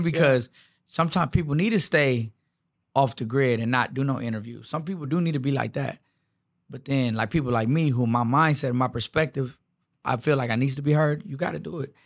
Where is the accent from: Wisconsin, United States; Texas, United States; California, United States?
Texas, United States; Houston; I'm really from the Southeast